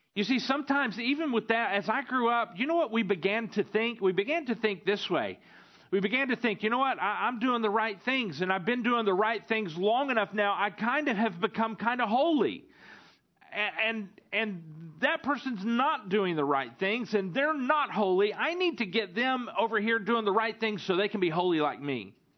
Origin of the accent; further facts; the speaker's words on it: the South, United States; now in Stuttgart, Germany; growing up in the South